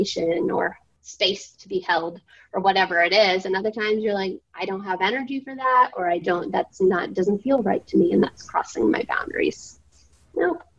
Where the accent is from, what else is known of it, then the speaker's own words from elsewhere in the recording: Southern Maine, United States; moved away; I'm from Southern Maine